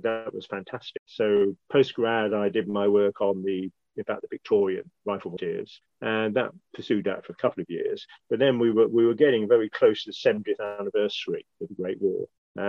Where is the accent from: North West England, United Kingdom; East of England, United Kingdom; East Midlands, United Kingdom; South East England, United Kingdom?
South East England, United Kingdom; Buckinghamshire; Strangely enough, I was born in Buckinghamshire. I was born and brought up in a village called Wychurt, which is just north of Aylesbury.